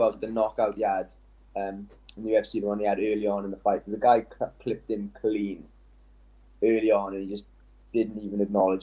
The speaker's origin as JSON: {"language": "English", "region": "Wales", "country": "United Kingdom", "said": "we're Welsh"}